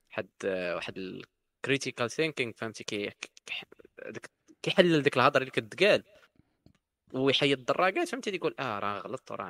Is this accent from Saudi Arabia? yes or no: no; Morocco